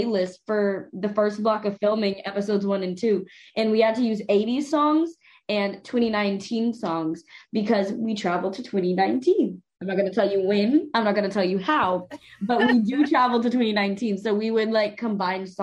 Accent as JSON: {"language": "English", "region": "Texas", "country": "United States", "said": "I'm from Texas"}